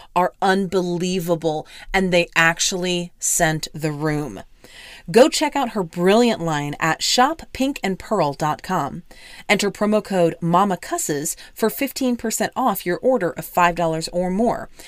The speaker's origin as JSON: {"language": "English", "region": "Oklahoma", "country": "United States", "tie": "born or raised there", "said": "a mom-owned small business out of my home state of Oklahoma"}